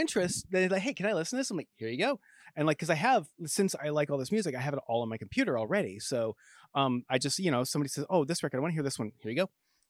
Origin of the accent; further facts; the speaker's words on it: New England, United States; also born or lived in Connecticut / New York; No, I grew up mostly in New England, like Connecticut and upstate New York.